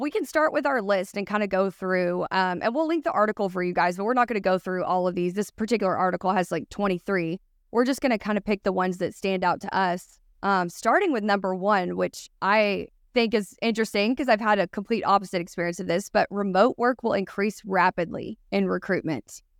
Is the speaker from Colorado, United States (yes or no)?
no; Boston, Massachusetts, United States; Like we're from Boston.